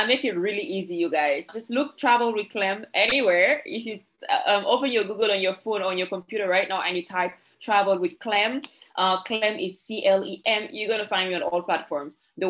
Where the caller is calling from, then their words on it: Dominica; Yes, I am based in Dominica. That is the Commonwealth of Dominica.